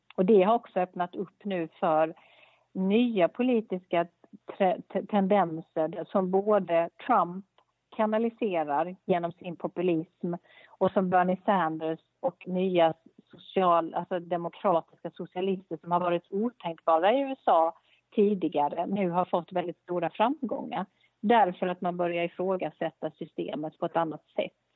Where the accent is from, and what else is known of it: Sweden